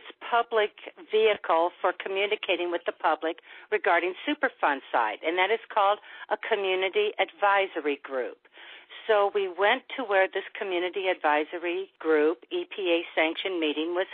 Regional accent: St. Louis, Missouri, United States; I'm from the St. Louis region. I was born and raised here

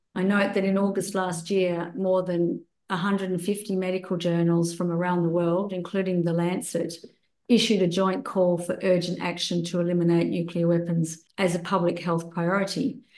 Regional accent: Australia; I returned to my home country of Australia

